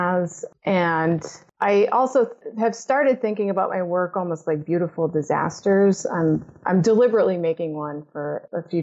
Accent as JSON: {"language": "English", "region": "Massachusetts", "country": "United States", "tie": "born or raised there", "said": "I grew up in Massachusetts and I grew up on the southern border"}